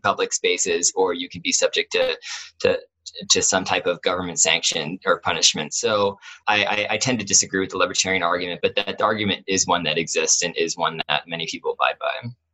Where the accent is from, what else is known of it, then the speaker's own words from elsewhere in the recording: Columbus, Ohio, United States; I grew up in Columbus